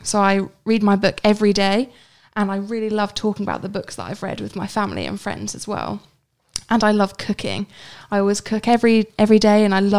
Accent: Cambridge, East of England, United Kingdom; I'm from Cambridge in England.

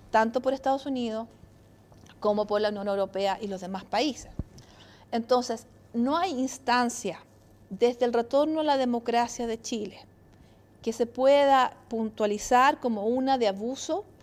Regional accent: Italy; Soy italiana

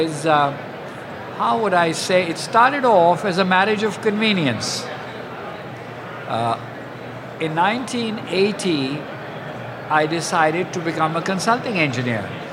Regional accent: Lahore, Punjab, Pakistan; moved away; also born or lived in East Pakistan; I was born in Lahore. And Lahore is a city in northwestern Pakistan

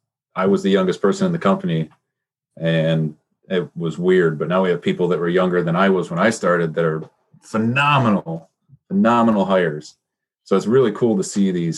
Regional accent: Petoskey, Michigan, United States; We went to the same school. I'm from Petoskey

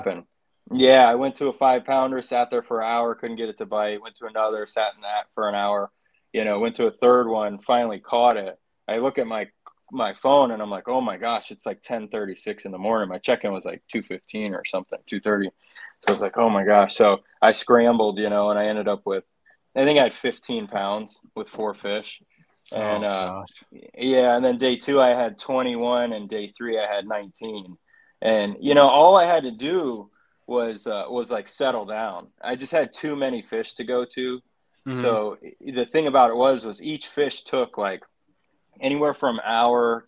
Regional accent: St. Johns River, Florida, United States; growing up on the St. John's

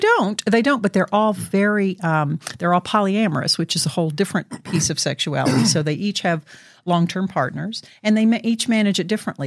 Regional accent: Southeast United States, United States; born or raised there; now in Oregon, United States

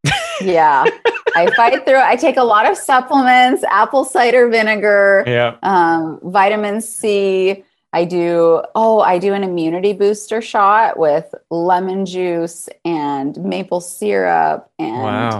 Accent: Michigan, United States; accent: Yooper; So I'm originally from the Upper Peninsula. I am a Youper. That's what they say.

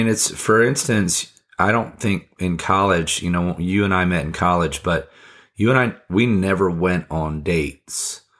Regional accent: Fiji; now in United States; I wasn't interested in, I don't know what the Americans, and I came from Fiji, so mm-hmm. I wasn't very American at the time

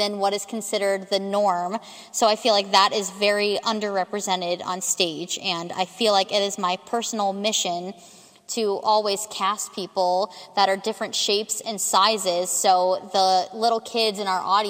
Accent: Cincinnati, Ohio, United States; I am from Cincinnati, West Side specifically

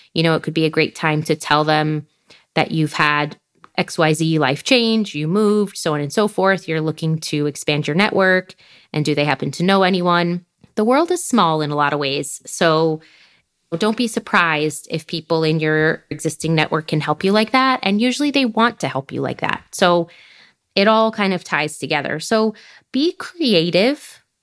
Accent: United States; moved away as an adult; now in France; being from the U S

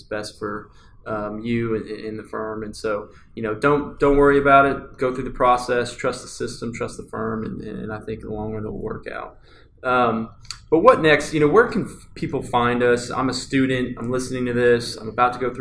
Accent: Texas, United States; also born or lived in London; I was from Texas

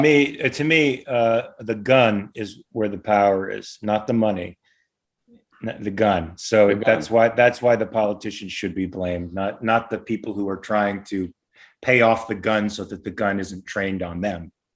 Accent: Los Angeles, California, United States; also born or lived in Pasadena, California / Valencia, California; I'm a native here. I I was born in Pasadena, raised in Van Nuys, living in Valencia now.

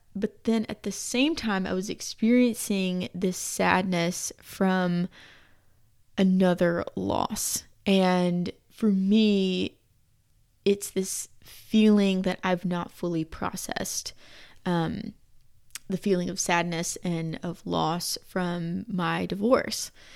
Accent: Georgia, United States; moved away; the part of Georgia where we're from

